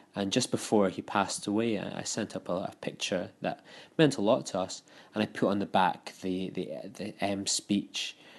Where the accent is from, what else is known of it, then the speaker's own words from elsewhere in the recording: United Kingdom; now in Scotland, United Kingdom; being a Brit